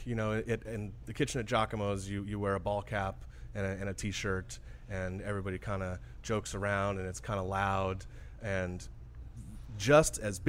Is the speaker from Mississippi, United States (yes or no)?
no; Napa Valley, Northern California, United States; moved away as an adult; also born or lived in Albuquerque / New York; now in New Orleans, United States; I grew up in Northern California in the Napa Valley, lived there all the way through high school.